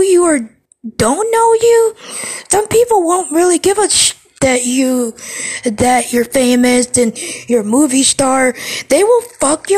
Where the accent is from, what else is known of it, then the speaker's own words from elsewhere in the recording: Cleveland, Ohio, United States; I'm from Ohio, and, you know, the place of Ohio I'm from, Cleveland